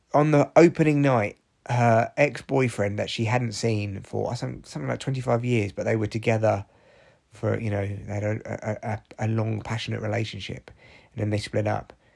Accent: Barnet, London, United Kingdom; I grew up in Barnet

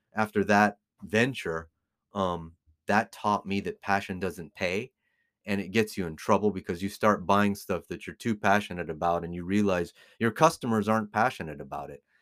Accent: United States; now in Las Vegas, United States; born and raised in America

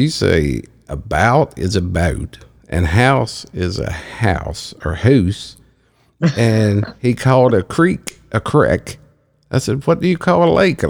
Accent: Appalachia, United States; accent: hillbilly; moved away; I'm reverting back to my hillbilly speech

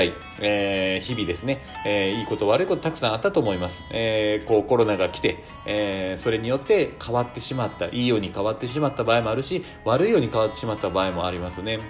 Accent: Shiga, Japan; now in Fukuoka, Japan; 実家、滋賀の方にこう帰るんですけれども

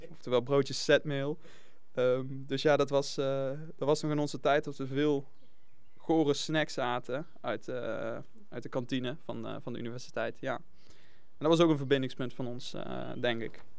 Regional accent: Venray, Limburg, Netherlands; vrienden uit Nijmegen, maar ook nog mijn vrienden uit Venraai.

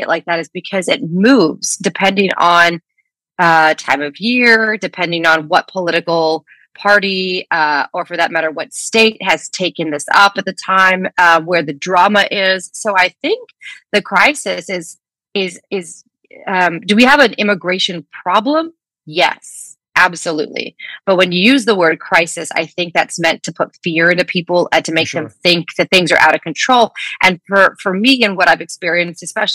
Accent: Edinburg, Texas, United States; I am a border kid. I grew up in South Texas in a town called Edinburgh.

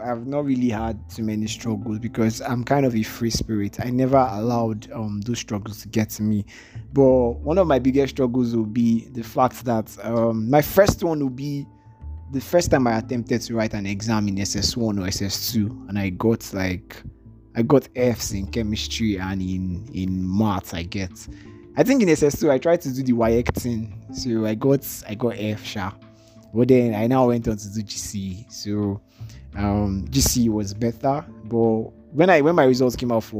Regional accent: Lagos, Nigeria; also born or lived in Anambra; I was born in Lagos. I did primary schooling in Lagos. I went to secondary schooling in the east as well. I did it in Anambra and partially in Lagos as well

